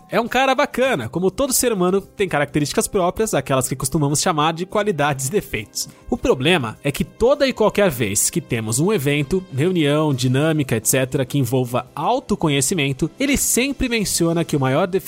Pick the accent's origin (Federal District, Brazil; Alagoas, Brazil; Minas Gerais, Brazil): Minas Gerais, Brazil; Entendo que Minas Gerais, o estado em que eu nasci, sou mineiro, não é a vanguarda paulistana.